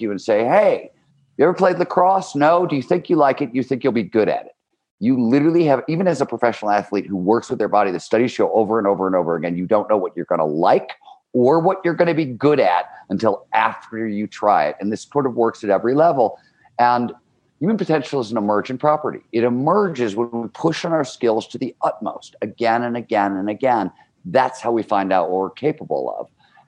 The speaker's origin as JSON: {"language": "English", "town": "Cleveland", "region": "Ohio", "country": "United States", "tie": "born or raised there", "said": "growing up in Cleveland, Ohio, blue collar steel mill town, 70s"}